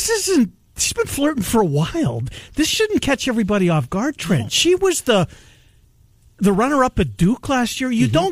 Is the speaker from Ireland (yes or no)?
no; Winnipeg, Manitoba, Canada; moved away; I love my hometown.